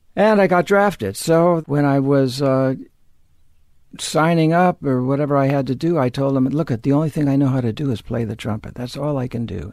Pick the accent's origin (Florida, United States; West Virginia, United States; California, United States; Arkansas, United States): California, United States; Los Angeles; I grew up in L A. I'm a native of Los Angeles